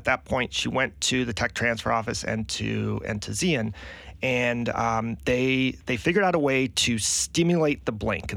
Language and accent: English; Michigan, United States; moved away as an adult; also born or lived in Green Bay, Wisconsin; now in Charleston, United States; I grew up in Michigan, went to college in Green Bay, Wisconsin.